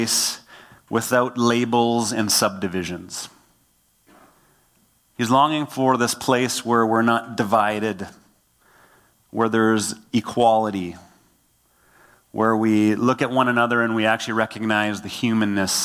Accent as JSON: {"language": "English", "town": "Killarney", "region": "Manitoba", "country": "Canada", "tie": "born or raised there", "said": "I grew up in a town called Killarney. I grew up on Broadway Avenue"}